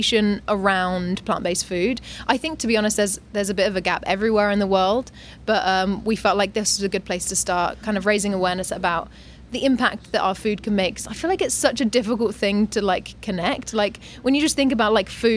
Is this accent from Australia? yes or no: yes; Australia; also born or lived in England / Dubai; now in Thailand; I was born in England, brought up in Australia